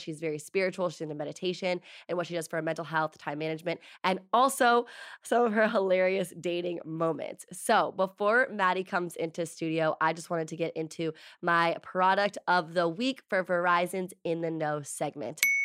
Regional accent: East Coast, United States; also born or lived in New York; now in Los Angeles, United States; I am from the East Coast

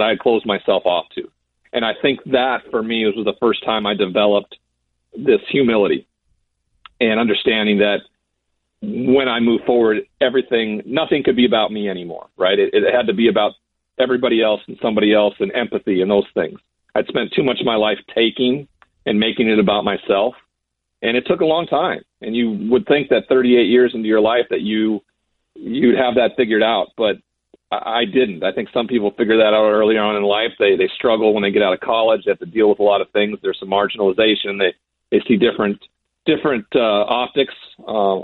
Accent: Montana, United States; The reservations are very commonplace in my home state

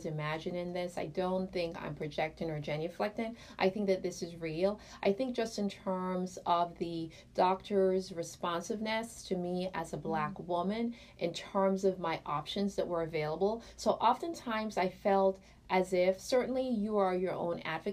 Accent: Jamaica; I'm Jamaican

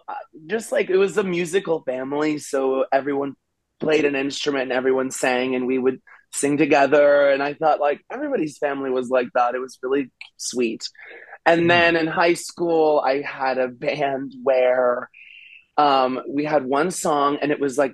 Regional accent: Austin, Texas, United States; I love Texas, and I grew up

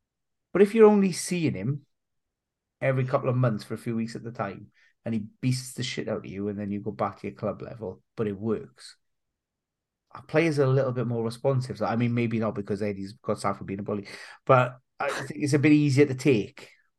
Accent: Wales, United Kingdom; as a Welshman

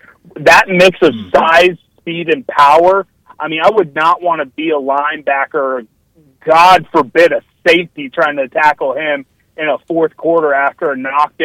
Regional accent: Topeka, Kansas, United States; I'm from Topeka, Kansas

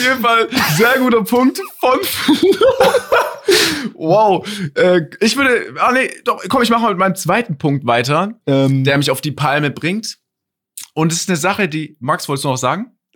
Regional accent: Stuttgart, Baden-Württemberg, Germany; ich komme aus Stuttgart. So, hier betont man manche Dinge anders. Ich sag auch 40 mit Ö gefühlt

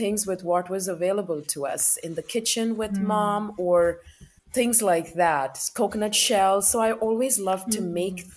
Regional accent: South India, India; moved away as an adult; now in United States; I grew up in India and I moved here to the United States in 2004.

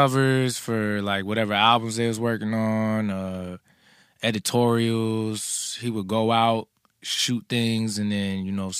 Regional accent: New Jersey, United States; also born or lived in Philadelphia / New York; I grew up between Jersey, Philly, and also spent some time in New York, too.

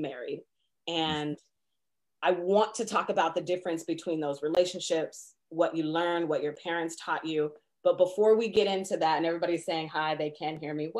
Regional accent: Seattle, Washington, United States; moved away as an adult; also born or lived in Indianapolis; now in Tri-Cities, United States; growing up in Seattle

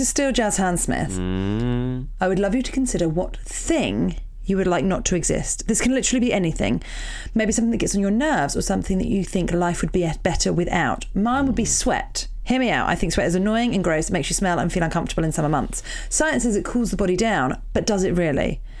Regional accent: Wakefield, Yorkshire and the Humber, United Kingdom; I'm a hairstylist from Wakefield.

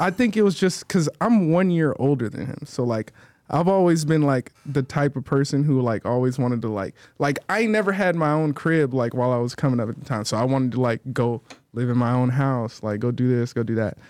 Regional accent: Atlanta, Georgia, United States; I'm from Atlanta, Atlanta, Georgia, for sure. four oh four

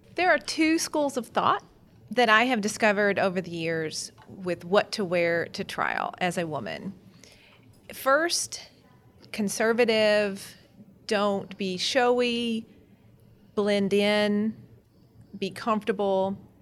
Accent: Kentucky, United States; I'm from Kentucky after all. Every self-respecting Kentucky girl

